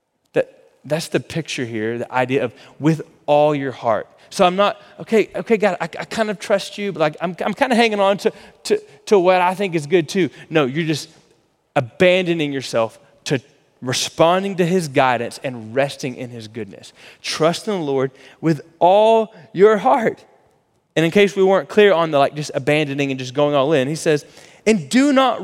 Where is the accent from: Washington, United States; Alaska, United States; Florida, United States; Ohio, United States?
Florida, United States; now in Texas, United States; we grew up in Florida